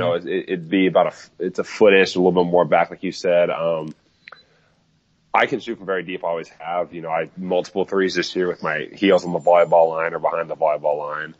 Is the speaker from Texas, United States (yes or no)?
no; Overland Park, Kansas, United States; where I grew up in Overland Park, Kansas